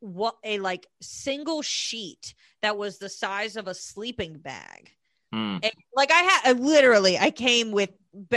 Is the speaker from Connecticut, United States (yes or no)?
yes; Connecticut, United States; also born or lived in Portland / Texas; So I was born in Portland. {S1} Oh, {S2} and then {S1} all right. {S2} And then my family moved to Connecticut, and then they moved to Texas, and then we went back to Connecticut, and then I went to school in Texas.